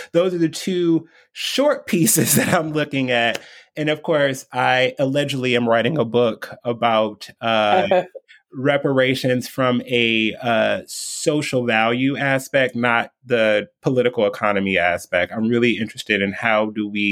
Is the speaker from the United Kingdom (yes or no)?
no; Detroit, Michigan, United States; moved away as an adult; also born or lived in East Coast; born and raised in Detroit, left for 15 years